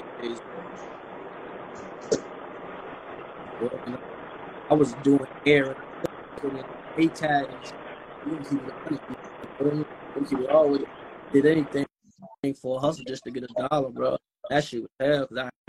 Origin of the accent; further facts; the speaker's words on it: New Jersey, United States; I'm from Jersey